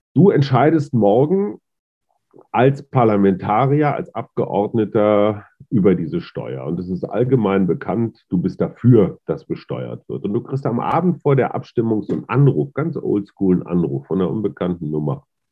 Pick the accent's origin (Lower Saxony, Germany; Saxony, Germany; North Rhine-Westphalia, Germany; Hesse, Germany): North Rhine-Westphalia, Germany; ich bin da als, als Westfale und alter weißer Mann, Boomer und Schallplattenspieler und VHS-Kassette groß geworden